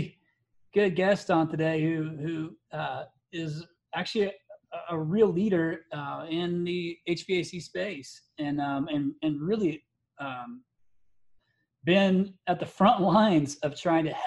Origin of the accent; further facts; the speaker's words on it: Indiana, United States; I'm a Midwesterner. I'm from Indiana